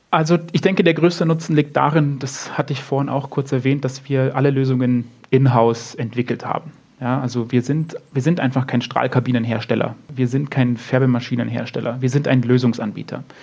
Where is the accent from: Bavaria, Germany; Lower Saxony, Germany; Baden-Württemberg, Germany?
Bavaria, Germany; Munich; wenn ich jetzt zum Beispiel durch, durch München laufe, also mein, meine Heimatstadt sozusagen